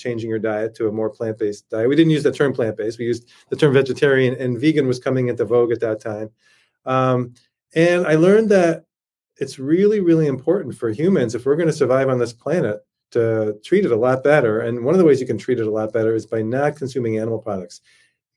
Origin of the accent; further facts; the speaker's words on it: Connecticut, United States; moved away as an adult; now in Rochester, United States; I grew up in Connecticut on Long Island Sound